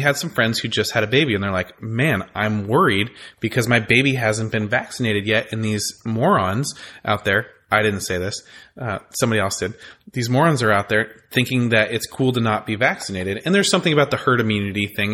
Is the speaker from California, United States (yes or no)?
yes; California, United States; also born or lived in Texas; I grew up in California